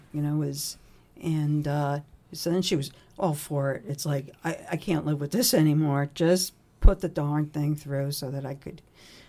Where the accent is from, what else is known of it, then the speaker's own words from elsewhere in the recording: New Jersey, United States; Well, I'm from New Jersey.